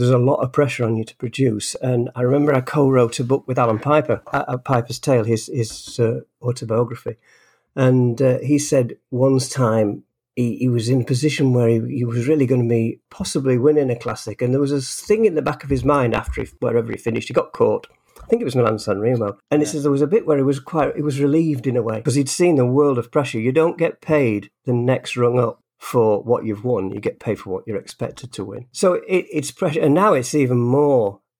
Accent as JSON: {"language": "English", "town": "Harworth", "region": "East Midlands", "country": "United Kingdom", "tie": "born there", "said": "I was born in Harworth in North Nottinghamshire, and I've lived in a lot of different places"}